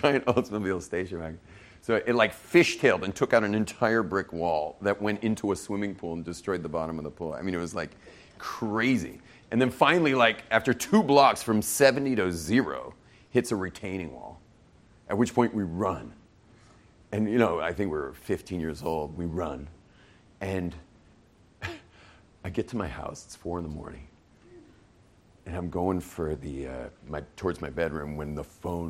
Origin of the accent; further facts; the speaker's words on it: Los Angeles, California, United States; we grew up in West